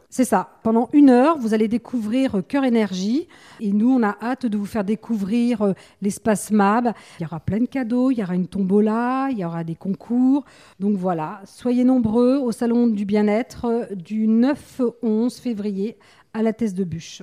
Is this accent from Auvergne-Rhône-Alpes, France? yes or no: no; Paris, Île-de-France, France; moved away as an adult; now in La Teste-de-Buch, France; je viens de Paris. J'étais donc chef d'entreprise dans l'industrie de la sécurité et l'événementiel